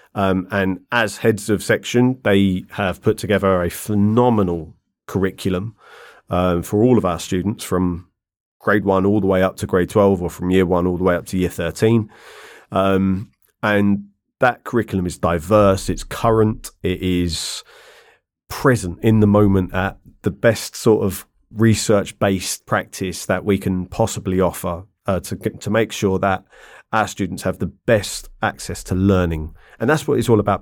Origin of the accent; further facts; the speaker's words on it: London, United Kingdom; moved away as an adult; also born or lived in Ireland (ancestry); now in China; I grew up in London